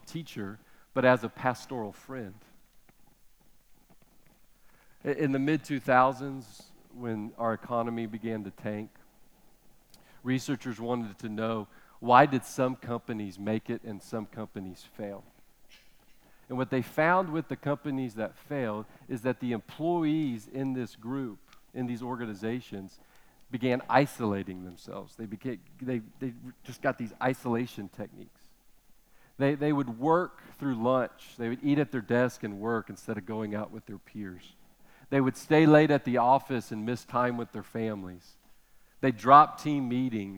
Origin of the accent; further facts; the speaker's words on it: United States; as American parents